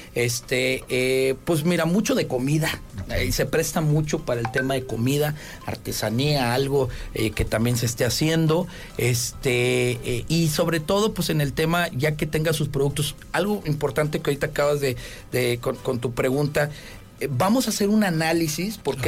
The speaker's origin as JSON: {"language": "Spanish", "region": "Tamaulipas", "country": "Mexico", "moved": "as an adult", "lives_now": "Querétaro, Mexico", "said": "yo soy de Tamaulipas"}